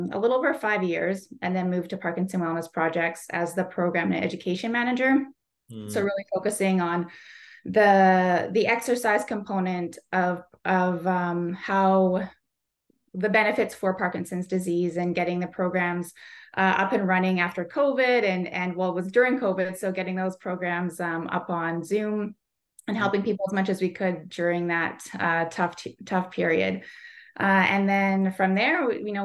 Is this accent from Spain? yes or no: no; Kamloops, British Columbia, Canada; moved away as an adult; also born or lived in Vancouver Island; now in Victoria, Canada; I was born and raised in Kamloops. I've lived on the island for about 19 years now